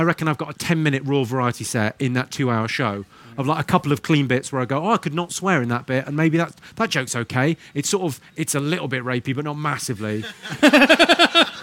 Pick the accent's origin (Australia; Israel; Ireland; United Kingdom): United Kingdom; Slough, South East England; accent: posh; I'm from Slough